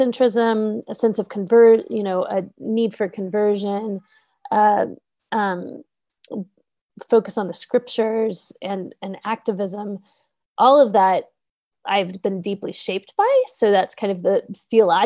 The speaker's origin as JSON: {"language": "English", "country": "United States", "also_born_or_lived": "Pittsburgh, Pennsylvania"}